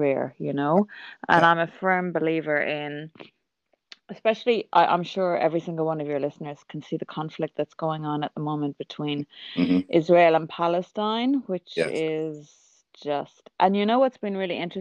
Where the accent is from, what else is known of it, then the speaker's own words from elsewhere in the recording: Ireland; now in Kuwait; I'm Irish. I live in the Middle East